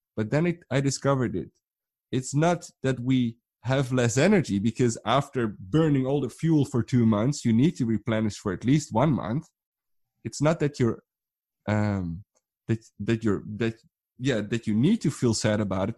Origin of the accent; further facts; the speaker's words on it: Netherlands; I'm from the Netherlands